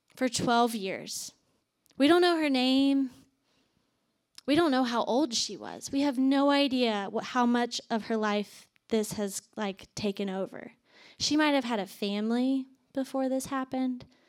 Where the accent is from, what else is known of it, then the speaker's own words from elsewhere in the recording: Virginia, United States; moved away as an adult; also born or lived in Atlanta, Georgia / Athens, Georgia; I am originally from Virginia, moved to Atlanta after college